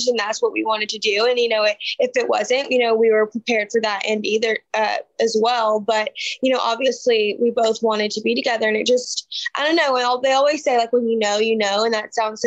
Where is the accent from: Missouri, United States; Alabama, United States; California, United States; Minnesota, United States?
Alabama, United States; I grew up in Alabama, went to the University of Alabama